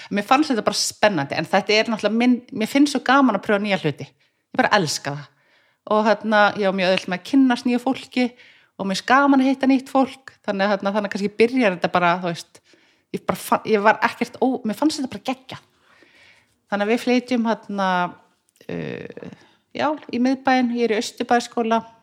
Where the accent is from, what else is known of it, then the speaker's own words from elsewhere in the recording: Reykjavík, Capital Region, Iceland; ég er fættist í Brealdinu